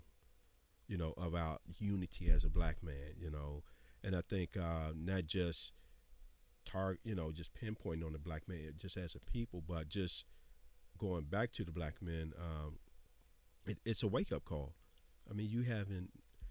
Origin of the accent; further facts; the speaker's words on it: Washington, District of Columbia, United States; I grew up in Anticosti